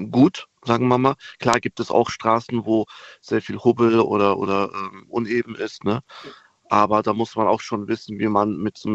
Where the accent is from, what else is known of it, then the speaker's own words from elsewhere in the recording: Koblenz, Rhineland-Palatinate, Germany; Hallo, ich bin aus Koblenz.